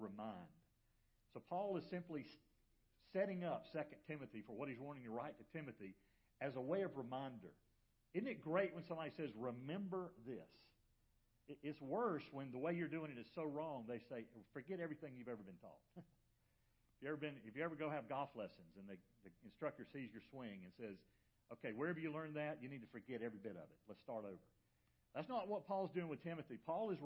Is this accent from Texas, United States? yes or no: no; Macon, Georgia, United States; I grew up in Macon, Georgia.